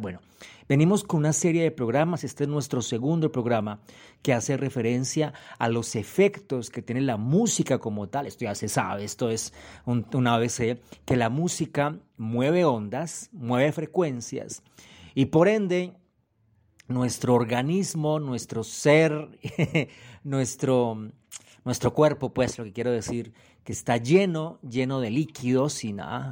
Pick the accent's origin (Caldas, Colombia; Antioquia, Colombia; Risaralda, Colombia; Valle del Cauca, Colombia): Valle del Cauca, Colombia; Cali; moved away; also born or lived in Europe; Yo soy de Cali, ustedes entienden, la capital de la salsa, eso dicen.